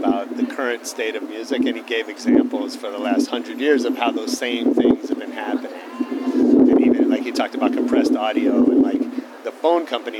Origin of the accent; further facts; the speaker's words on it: San Francisco, California, United States; When I was a kid, I grew up in San Francisco.